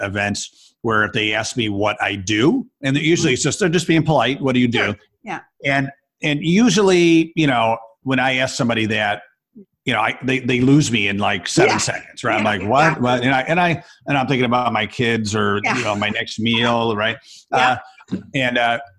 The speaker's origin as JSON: {"language": "English", "town": "Rochester", "region": "New York", "country": "United States", "said": "I come from Rochester, New York. It's the home of Kodak, right?"}